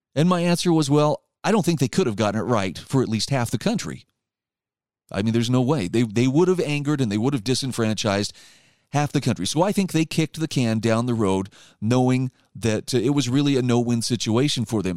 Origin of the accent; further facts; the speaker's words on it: Utah, United States; my home state of Utah